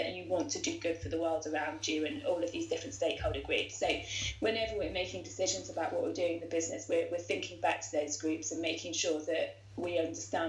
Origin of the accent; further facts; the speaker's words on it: Surrey, South East England, United Kingdom; I am from Surrey. I am actually quite well spoken